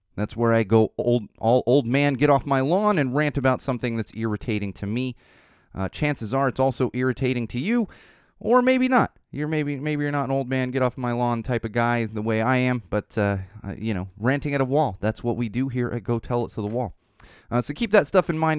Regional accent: San Diego, California, United States; now in Los Angeles, United States; when I was growing up in San Diego, uh, in the nineties

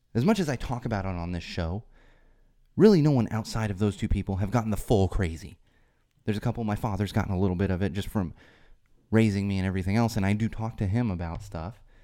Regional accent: San Diego, California, United States

